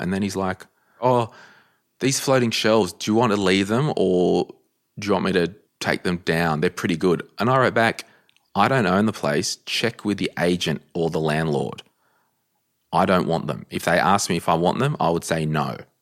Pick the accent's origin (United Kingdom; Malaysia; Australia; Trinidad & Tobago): Australia; Central Coast, New South Wales; moved away; I'm from the Central Coast originally